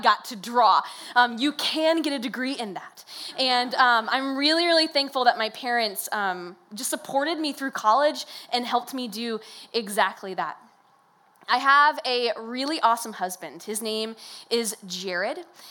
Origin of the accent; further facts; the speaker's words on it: Decatur, Illinois, United States; I was born and raised in Decatur, Illinois, and I went to college here as well